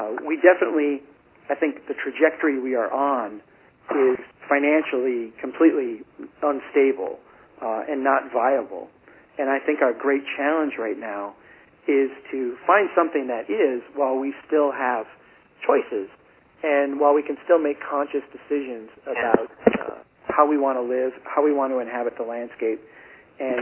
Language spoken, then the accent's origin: English; Brainerd, Minnesota, United States; born or raised there